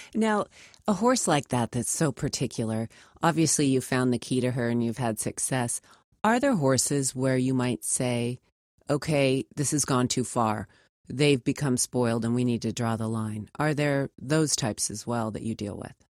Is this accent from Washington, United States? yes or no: yes; Spokane, Washington, United States; moved away; I was watching from Spokane, Washington.